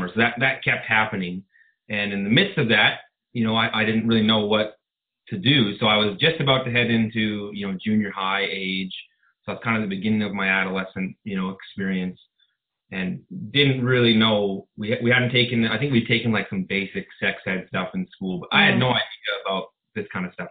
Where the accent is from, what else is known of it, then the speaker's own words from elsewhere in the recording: Southern Ontario, Canada; I grew up in Southern Ontario, and kind of a normal childhood experience